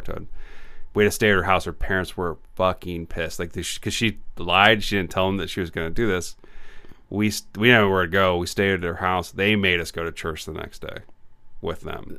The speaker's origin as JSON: {"language": "English", "region": "Illinois", "country": "United States", "tie": "born or raised there", "said": "I grew up in Illinois"}